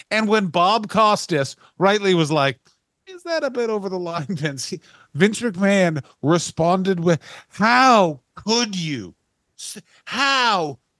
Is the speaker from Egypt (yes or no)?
no; Canada